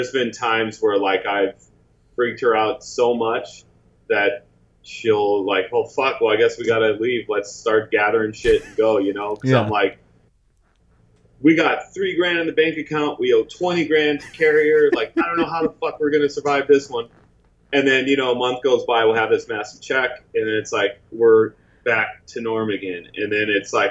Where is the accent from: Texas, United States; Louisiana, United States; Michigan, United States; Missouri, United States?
Missouri, United States; St. Louis; moved away as an adult; also born or lived in Chicago, Illinois; now in Los Angeles, United States; I'm originally from St. Louis, and then I moved to Chicago when I was like in high school